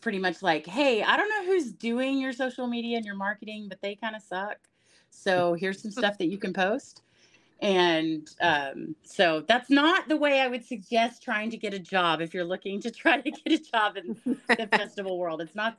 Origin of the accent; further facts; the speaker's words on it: Texas, United States; I'm from Texas. I grew up ranching on my family ranches. I grew up in the beef industry.